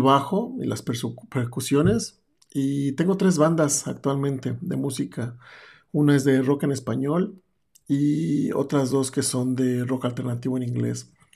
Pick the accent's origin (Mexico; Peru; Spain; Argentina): Mexico; Mexico City; also born or lived in Europe; now in Berlin, Germany; Soy un mexicano de la Ciudad de México y estoy viviendo en Europa desde hace 12 años y fuera de México ya desde hace 15